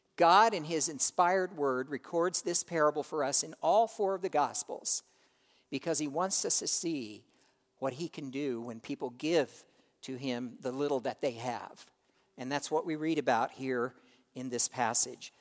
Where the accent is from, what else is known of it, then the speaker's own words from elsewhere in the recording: United States; we, as American Christians